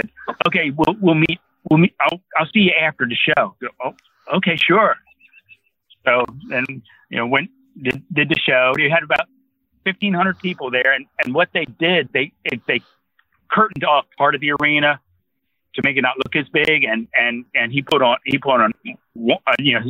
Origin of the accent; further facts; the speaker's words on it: New Jersey, United States; moved away as an adult; also born or lived in Auburn, Alabama; now in Huntsville, United States; my dad was a factory worker in Jersey. This is growing up in Jersey